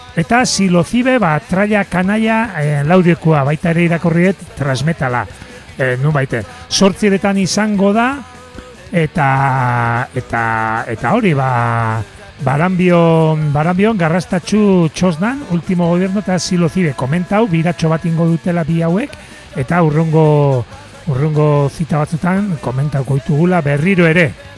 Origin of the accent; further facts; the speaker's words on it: Zarautz, Basque Country, Spain; herrira etorriko gea, gure herrira sarautzea